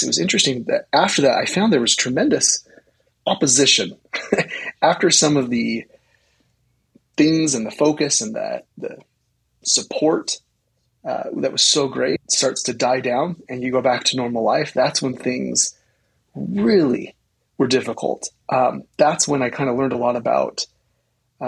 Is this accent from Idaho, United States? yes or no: yes; Rexburg, Idaho, United States; growing up in Rexburg, Idaho